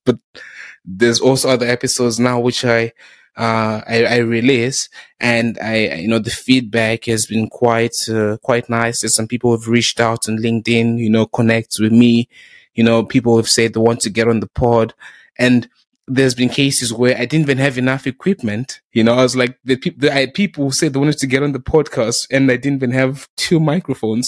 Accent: South Africa; also born or lived in Zimbabwe; now in United Kingdom; I started going to school in South Africa.

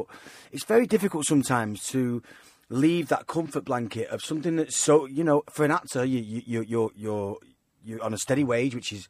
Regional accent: Manchester, North West England, United Kingdom; I come from Manchester.

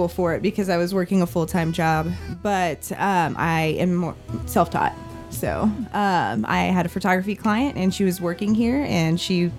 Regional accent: Slater, Missouri, United States; also born or lived in Marshall, Missouri; now in Kansas City, United States; I am from Slater, Missouri, which is a little rural town about an hour and a half away from here.

